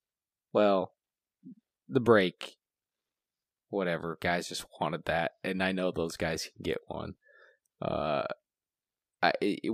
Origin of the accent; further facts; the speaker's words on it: United States; as an American